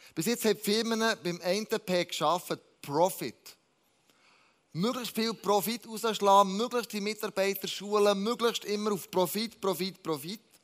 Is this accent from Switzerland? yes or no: yes; Switzerland; wir als Schweizer